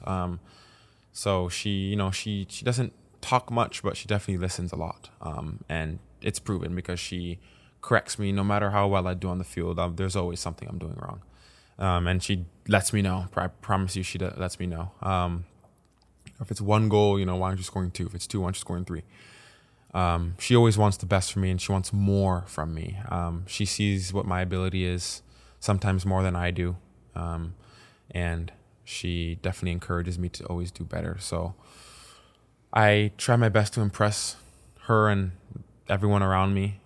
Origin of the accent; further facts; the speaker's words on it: Paris, Île-de-France, France; moved away; also born or lived in Caen; I moved back home from Caen, back to Paris with my family